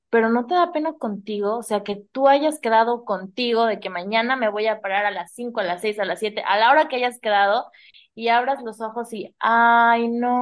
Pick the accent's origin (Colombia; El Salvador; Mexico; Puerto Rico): Mexico; San Luis Potosí; moved away; tú y yo somos de San Luis